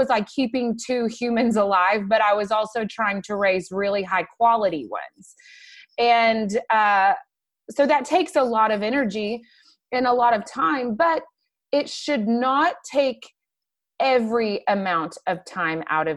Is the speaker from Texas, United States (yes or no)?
yes; McKinney, Texas, United States; I grew up in McKinney. I'm one of the few people that actually stays around where they were born